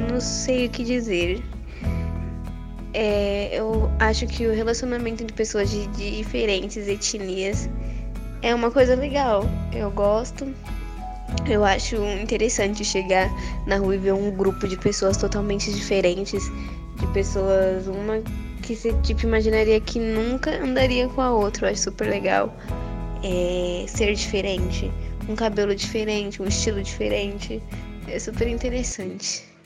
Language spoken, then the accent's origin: Portuguese; Tietê, São Paulo, Brazil; sou tietense e atualmente moro em São Paulo